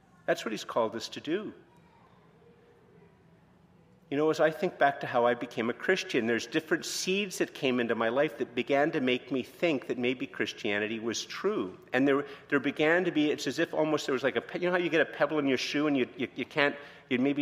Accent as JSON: {"language": "English", "country": "Canada", "said": "I'm very Canadian"}